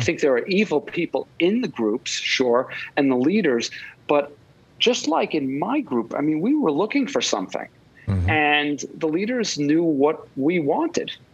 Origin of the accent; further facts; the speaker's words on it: Long Island, New York, United States; now in Manhattan, United States; I grew up in Long Island in a middle class uh, family